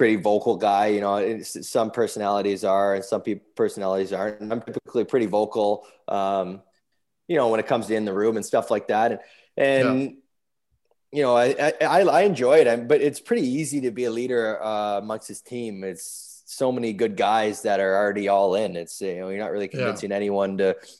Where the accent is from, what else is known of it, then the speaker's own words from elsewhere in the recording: Toronto, Ontario, Canada; we grew up in Toronto